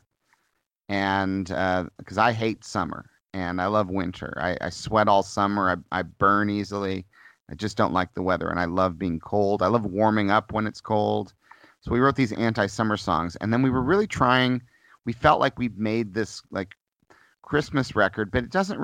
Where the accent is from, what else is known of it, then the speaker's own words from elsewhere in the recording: Missouri, United States; moved away; I grew up in Missouri, and I have harsh winters and harsh summers